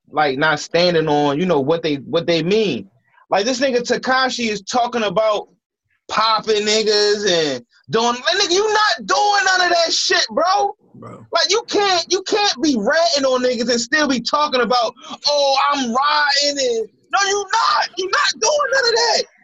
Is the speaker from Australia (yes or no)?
no; United States; I'm not even from New York. You know what I'm saying? I'm from Philly, East Baltimore. What up? You know what I mean? That's where I reside.